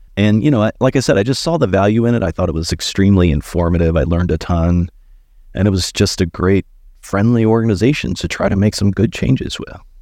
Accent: Christiansburg, Virginia, United States; moved away as an adult; also born or lived in Blacksburg, Virginia; now in Columbia, United States; I grew up in Christiansburg

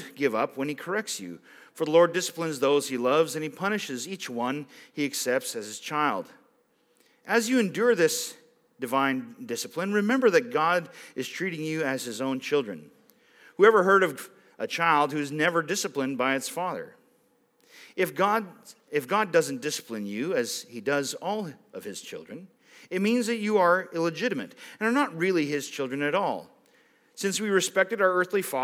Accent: Roseisle, Manitoba, Canada; I grew up in Rose Isle, like just over there

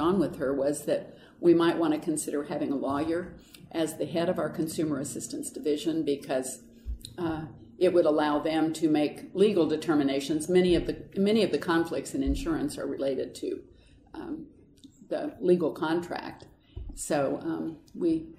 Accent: Paola, Kansas, United States; also born or lived in Fort Bragg, North Carolina; I grew up in Paola, Kansas. Actually was born at Fort Bragg, North Carolina, where my dad was stationed

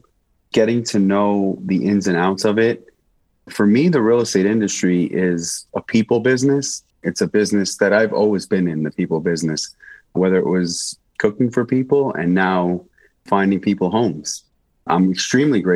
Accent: New York City, New York, United States; moved away as an adult; now in Las Vegas, United States; New York's my home. I'm born and raised there. I'm a New Yorker living in Vegas now.

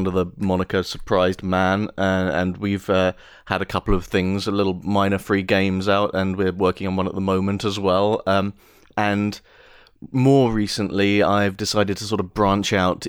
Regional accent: London, United Kingdom; I'm from London

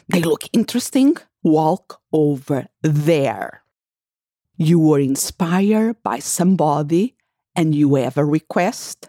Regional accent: Portugal; my family house where I grew up in Portugal

